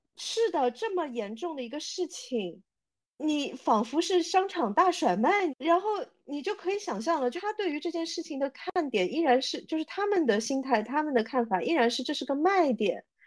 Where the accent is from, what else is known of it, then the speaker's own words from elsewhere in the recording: China; 我们中国人